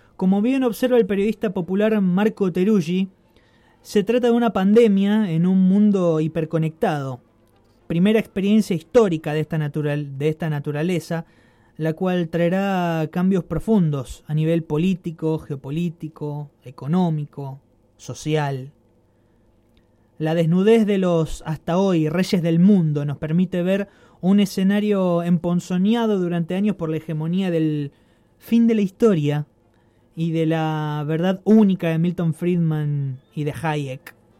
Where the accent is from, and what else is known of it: Argentina; also born or lived in Rosario, Argentina